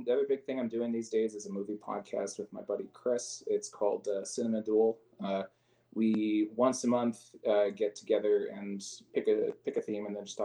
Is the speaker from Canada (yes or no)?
yes; Regina, Saskatchewan, Canada; now in Calgary, Canada; my hometown, the Saskatchewan